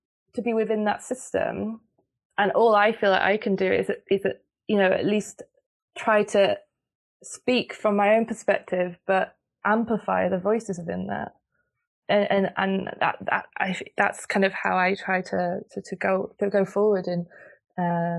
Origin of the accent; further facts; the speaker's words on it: United Kingdom; now in Netherlands; I'm British, so I live in the Netherlands and I moved to the Netherlands